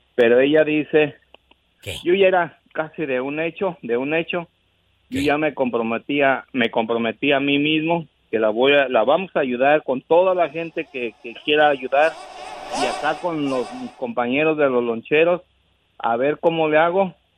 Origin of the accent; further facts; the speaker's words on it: State of Mexico, Mexico; yo soy del Estado de México